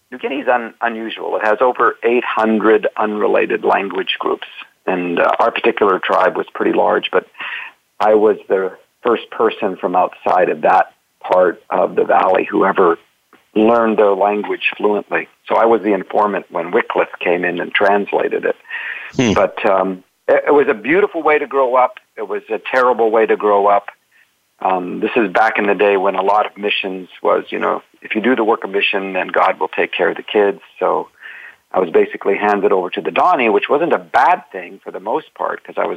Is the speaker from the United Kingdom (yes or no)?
no; Canada; now in Oregon, United States; I'm Canadian